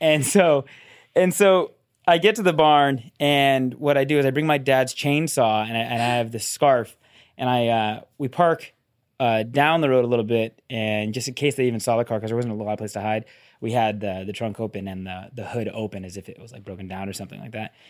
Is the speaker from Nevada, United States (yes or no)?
no; between San Francisco and Sacramento, Northern California, United States; I grew up in Northern California